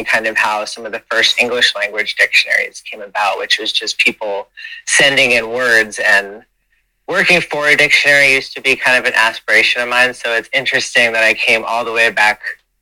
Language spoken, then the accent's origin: English; United States; I grew up on the Rhode Island, Massachusetts border, about an hour south of Boston